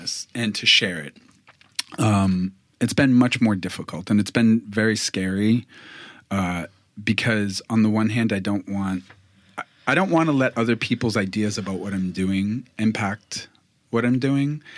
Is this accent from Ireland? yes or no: no; Boston, Massachusetts, United States; moved away as an adult; now in New York City, United States; I was born in Boston, Massachusetts, to my parents